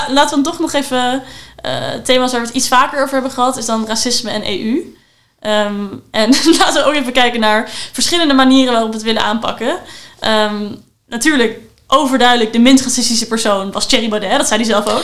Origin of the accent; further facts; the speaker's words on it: Amsterdam, North Holland, Netherlands; ik als Amsterdammer